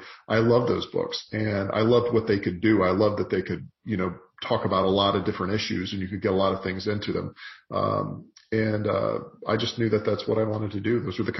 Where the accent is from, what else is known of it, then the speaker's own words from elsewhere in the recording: the South, United States; I think particularly in the South, and you'll understand this growing up in the South